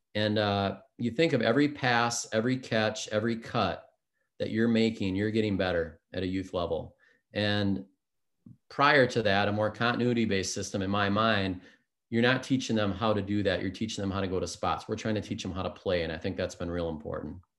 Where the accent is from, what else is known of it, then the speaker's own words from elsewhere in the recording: Spring Lake Park, Minnesota, United States; grew up in the Twin Cities area, a suburb of um, Minneapolis called Spring Lake Park